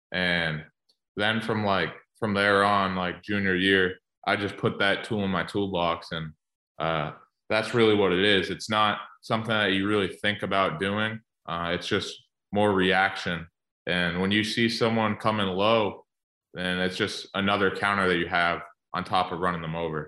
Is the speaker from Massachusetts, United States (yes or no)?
yes; Massachusetts, United States; moved away as an adult; also born or lived in Michigan; I'm from Massachusetts originally